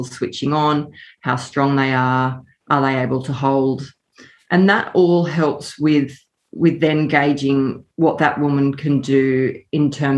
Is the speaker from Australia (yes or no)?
yes; Nambucca Valley, New South Wales, Australia; moved away as an adult; I grew up in the Nambucca Valley, moved away for study and work